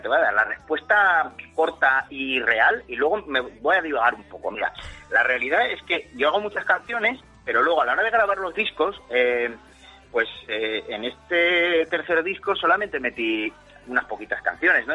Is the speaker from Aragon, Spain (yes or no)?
yes; Zaragoza, Aragon, Spain; vivo en mi tierra, o sea, sin salir de mi casa de Zaragoza